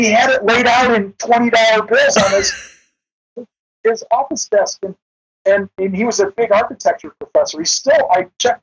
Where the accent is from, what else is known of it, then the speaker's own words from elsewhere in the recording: Rust Belt, United States; I grew up in the Rust Belt where everybody had a job